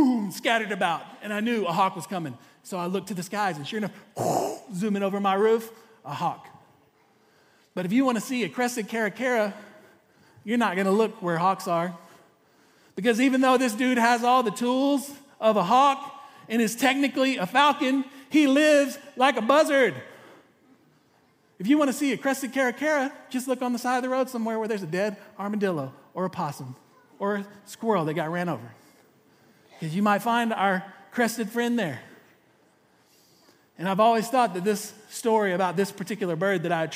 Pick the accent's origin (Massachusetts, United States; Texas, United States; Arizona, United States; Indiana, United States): Texas, United States; East; also born or lived in Corpus Christi; I'm from East Texas